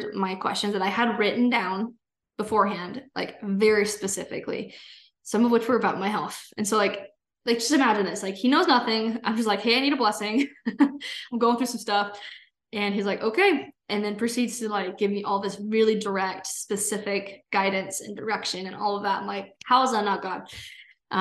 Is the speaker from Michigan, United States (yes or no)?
no; California, United States; moved away as an adult; now in Utah, United States; I'm originally from California